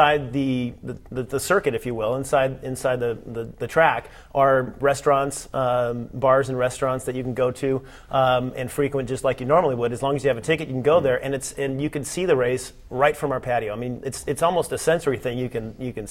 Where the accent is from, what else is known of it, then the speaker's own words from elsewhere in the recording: Long Beach, California, United States; Born and raised in Long Beach